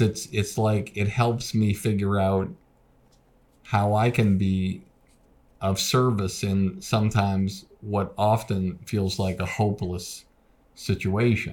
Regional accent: Boston, Massachusetts, United States; moved away as an adult; also born or lived in New York; I called it the Boston Comedy Club because I was from Boston

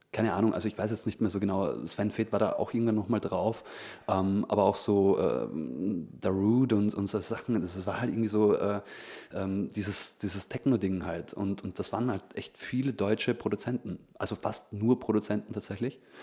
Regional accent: Feldkirch, Vorarlberg, Austria; bei uns in Felkirch, ja. war halt so ein, der einzige ja, Plattenladen

